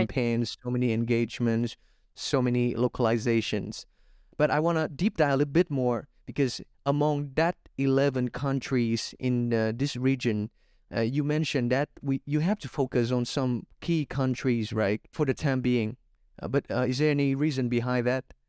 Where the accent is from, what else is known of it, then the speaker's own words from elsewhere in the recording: Vietnam; my home country, Vietnam, again, 'cause I'm a Vietnamese guy